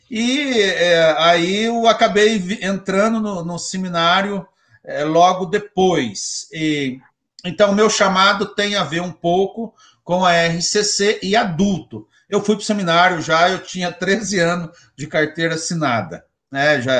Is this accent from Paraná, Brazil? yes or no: yes; Siqueira Campos, Paraná, Brazil; Então, eu sou natural de Siqueira Campos, né?